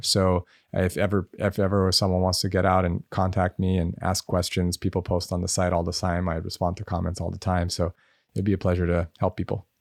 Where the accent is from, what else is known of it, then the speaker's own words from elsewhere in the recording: Los Angeles, California, United States; I grew up in Los Angeles